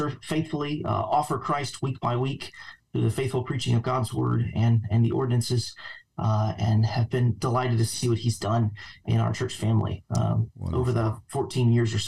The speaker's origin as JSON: {"language": "English", "town": "Jacksonville", "region": "Arkansas", "country": "United States", "tie": "born or raised there", "moved": "yes", "lives_now": "Virginia, United States", "said": "I was born and raised by God's grace in a godly family. My mother and father took me to church. I was born in Arkansas"}